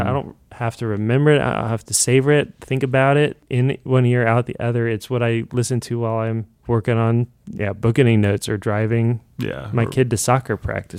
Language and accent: English; Evansville, Indiana, United States; moved away; my hometown, Evansville, Indiana, is 200,000-300,000 people